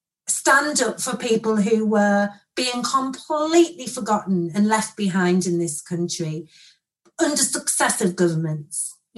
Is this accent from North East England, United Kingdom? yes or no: yes; Sunderland, North East England, United Kingdom; moved away; I'm from Sunderland originally